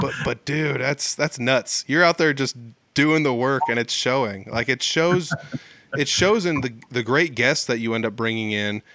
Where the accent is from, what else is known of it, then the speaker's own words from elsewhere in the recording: Humboldt, Iowa, United States; also born or lived in Fort Dodge, Iowa; my hometown of Humboldt, Iowa